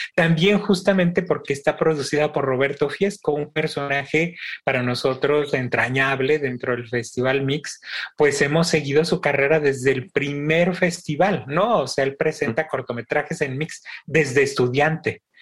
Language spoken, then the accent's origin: Spanish; Mexico; buenos mexicanos